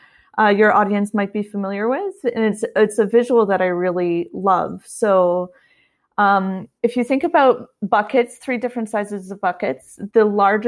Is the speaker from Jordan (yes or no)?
no; Canada; moved away as an adult; also born or lived in Ottawa, Canada; now in California, United States; I'm Canadian. I'm currently living in California, but at the time I was in Ottawa, Canada